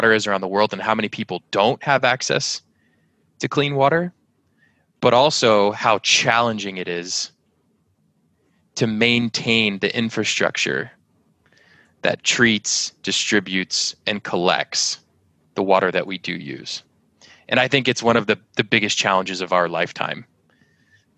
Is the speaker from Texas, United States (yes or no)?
yes; San Antonio, Texas, United States; I grew up as one of the only gringos, little white kids, in a block in school full of Hispanics, San Antonio, Texas.